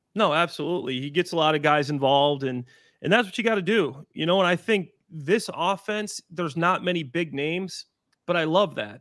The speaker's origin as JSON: {"language": "English", "town": "Waukegan", "region": "Illinois", "country": "United States", "tie": "born or raised there", "also_born_or_lived": "Dwight, Illinois / Libertyville, Illinois", "lives_now": "Chicago, United States", "said": "I grew up in Waukegan before I moved down to, uh, Dwight, Illinois, which is more central Illinois"}